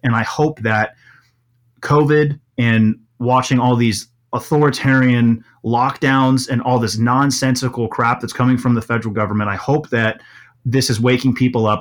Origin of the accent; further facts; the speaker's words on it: Milwaukee, Wisconsin, United States; also born or lived in Kenosha, Wisconsin; most of my childhood was in, was in, uh, Milwaukee proper.